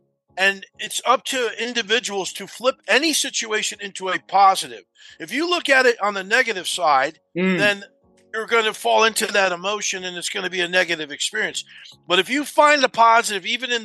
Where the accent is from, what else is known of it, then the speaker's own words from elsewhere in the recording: New Jersey, United States; I was growing up in New Jersey in a very tough area